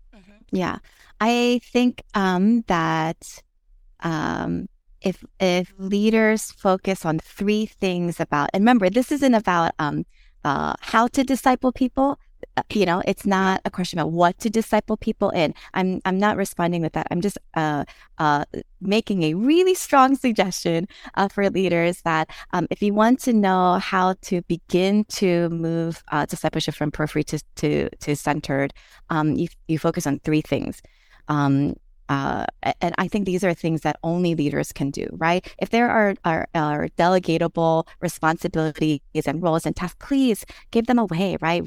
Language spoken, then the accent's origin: English; Philadelphia, Pennsylvania, United States; moved away as an adult; now in Hawaii, United States; I grew up in West Philadelphia